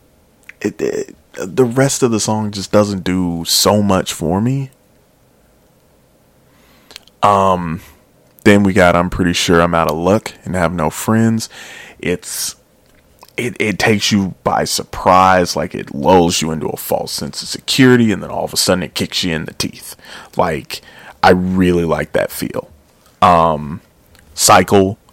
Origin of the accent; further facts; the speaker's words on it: Chicago, Illinois, United States; I was born in Chicago